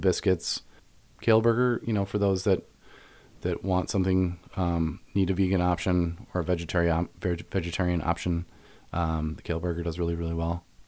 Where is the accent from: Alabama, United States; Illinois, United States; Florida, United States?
Illinois, United States; Evanston; I was raised in Evanston